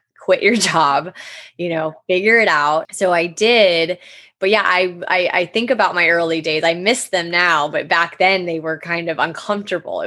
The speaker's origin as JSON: {"language": "English", "region": "Florida", "country": "United States", "tie": "born or raised there", "also_born_or_lived": "Jackson Hole, Wyoming", "said": "I was born in Jackson Hole, Wyoming, and my dad and extended family still live out there. But my mom and dad divorced when I was one. And so I grew up in Florida since a child"}